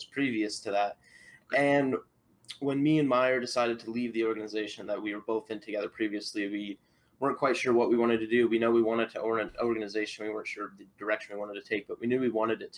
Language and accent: English; Iowa, United States; I'm from Iowa